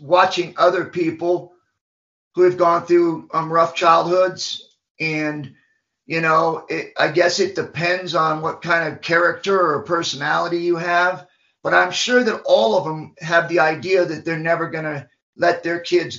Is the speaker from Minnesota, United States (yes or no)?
no; Macon, Georgia, United States; I was born in Macon, Georgia, went through a bad upbringing through group homes and ended up getting adopted